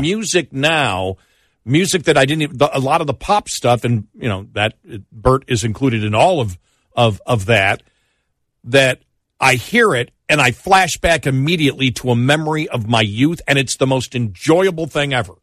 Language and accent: English; Buffalo, New York, United States; Where I grew up in Buffalo